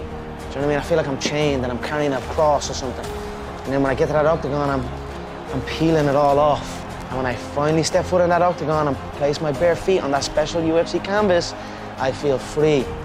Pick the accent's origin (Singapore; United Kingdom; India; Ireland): Ireland; my home country.